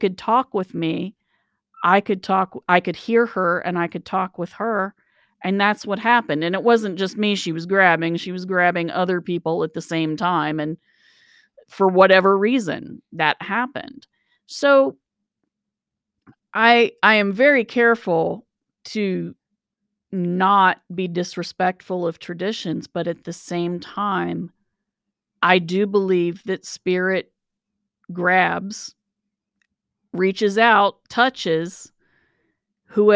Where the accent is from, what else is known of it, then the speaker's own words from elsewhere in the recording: United States; we're American.